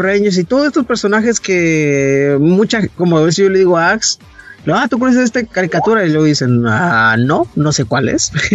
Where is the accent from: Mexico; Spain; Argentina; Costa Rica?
Mexico; northern border; moved away; yo crecí en la frontera